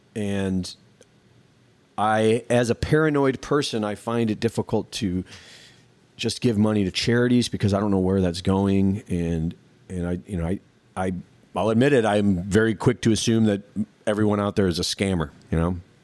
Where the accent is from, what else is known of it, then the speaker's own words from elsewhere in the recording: United States; growing up in America